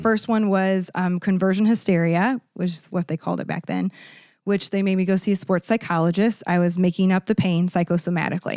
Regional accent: Iowa, United States; now in Saint Louis, United States; I'm from Iowa, the cornfield

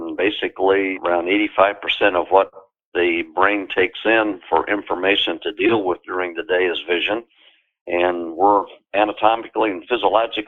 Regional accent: Indiana, United States; moved away as an adult; also born or lived in Lakewood, Colorado; now in California, United States; I grew up in Indiana and went to Indiana University School of Optometry

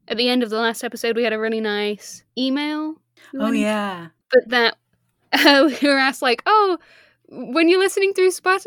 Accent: Leicester, East Midlands, United Kingdom; moved away; also born or lived in Surrey; I grew up in Leicester, is where I'm from originally, Midlands

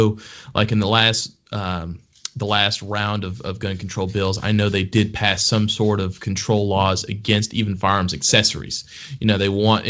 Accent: Texas, United States; my home state of Texas

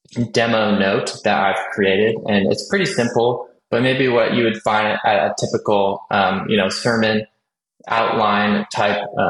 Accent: California, United States; I am from California.

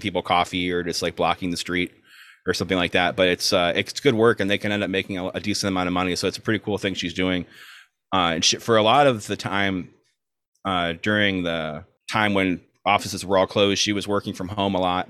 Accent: South Florida, United States; moved away as an adult; also born or lived in Chicago, Illinois / Orlando, Florida; now in Brooklyn, United States; we are both from South Florida. I'm originally from Chicago, but moved to South Florida when I was two ish.

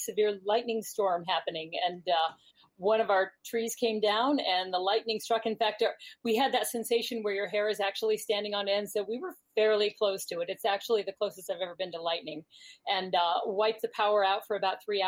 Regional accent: Tucson, Arizona, United States; I grew up in Tucson, Arizona

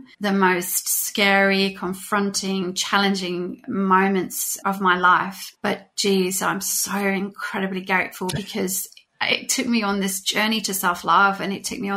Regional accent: United Kingdom; I was living in the UK at the time. I'm British.

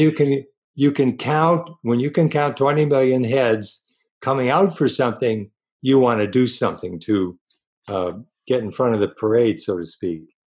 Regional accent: Los Angeles, California, United States; also born or lived in Connecticut; I was born in Connecticut on the East Coast, but basically grew up in Southern California in Los Angeles for all of my schooling and college and so forth

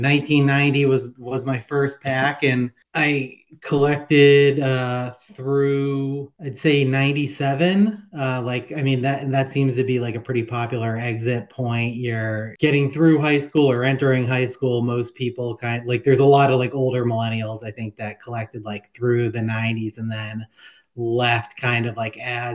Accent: Boston, Massachusetts, United States; I grew up in Boston

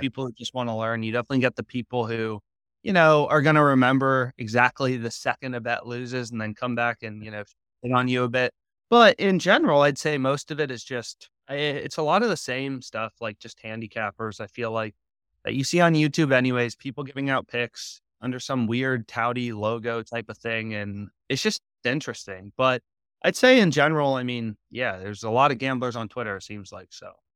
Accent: Virginia, United States; moved away as an adult; also born or lived in Pennsylvania; I'm initially from Virginia, actually, as well as my co-founder, so we went to the same high school

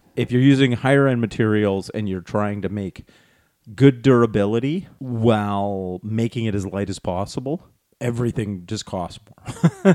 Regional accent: Canada; we're Canadian.

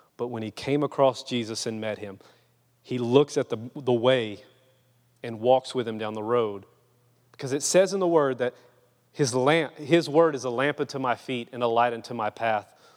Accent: Louisiana, United States; moved away; I'm just a Cajun boy from Louisiana.

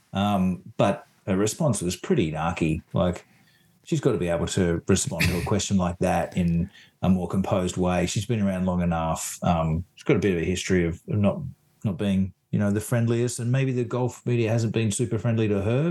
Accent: Sydney, New South Wales, Australia; I'm actually from Sydney myself.

